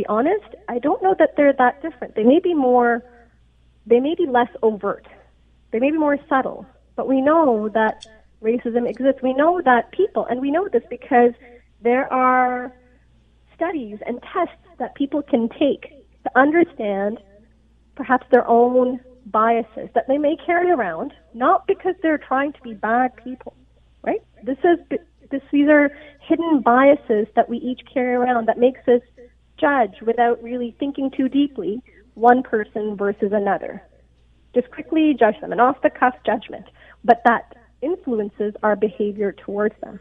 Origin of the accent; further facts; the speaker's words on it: Canada; accent: no accent; also born or lived in Pakistan; I am Pakistani, I am brown, and I've grown up mostly in Canada. But I am an immigrant